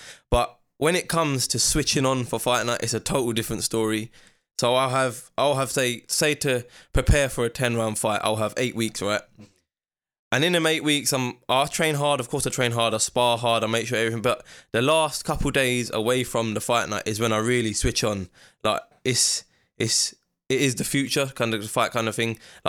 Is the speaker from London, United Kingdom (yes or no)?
yes; Ilford, London, United Kingdom; also born or lived in Slough; I was born in Slough. Okay. But I was raised in East London, Ilford.